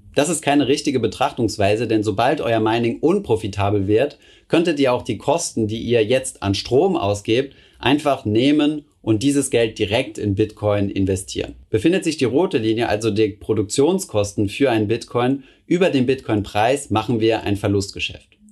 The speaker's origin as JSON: {"language": "German", "country": "Germany", "said": "bei uns in Deutschland"}